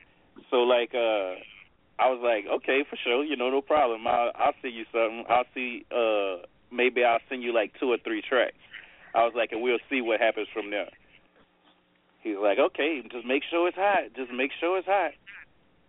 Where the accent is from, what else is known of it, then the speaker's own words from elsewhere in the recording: Louisiana, United States; also born or lived in New York; I'm from Louisiana